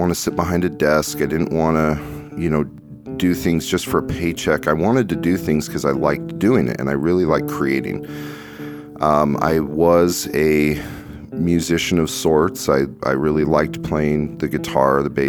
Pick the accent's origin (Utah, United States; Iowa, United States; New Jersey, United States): Utah, United States; Kaysville; in my town there where I grew up in Kaysville, Utah